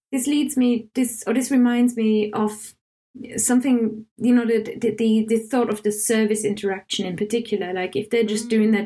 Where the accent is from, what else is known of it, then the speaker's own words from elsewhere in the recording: Germany; English is a second language; now in England; I'm German, I live in England, I'm learning Welsh